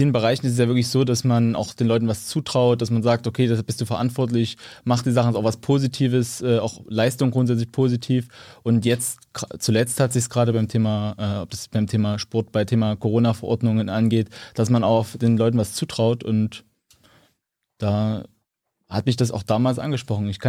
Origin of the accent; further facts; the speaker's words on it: Saxony, Germany; now in Dresden, Germany; Ich komme ursprünglich aus Mittelsachsen, bin dann zum Studium nach Leipzig.